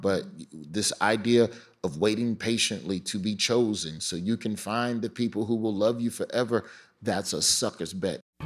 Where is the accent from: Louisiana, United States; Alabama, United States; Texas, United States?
Alabama, United States; Birmingham; moved away as an adult; also born or lived in Florida; growing up in Birmingham